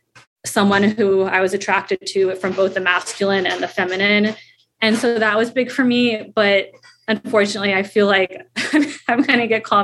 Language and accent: English; U.S. Virgin Islands; now in New York City, United States; growing up in the Virgin Islands